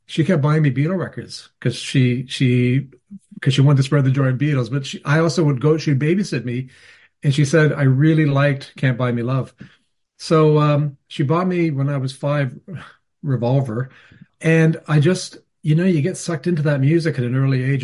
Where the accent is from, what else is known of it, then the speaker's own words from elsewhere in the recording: Canada; I'm Canadian